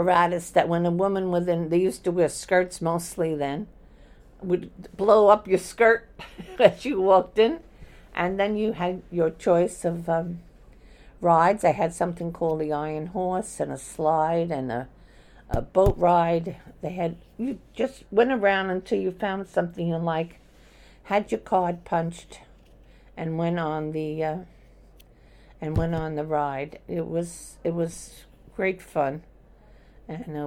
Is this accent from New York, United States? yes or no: yes; New York City, New York, United States; I was born in Brooklyn, New York, in Norwegian Hospital on 4th Avenue in Bay Ridge section